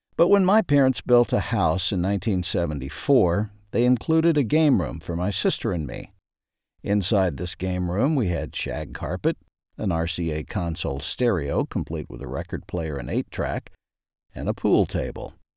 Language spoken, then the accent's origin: English; Ashdown, Arkansas, United States; As a kid growing up in Ashdown, Arkansas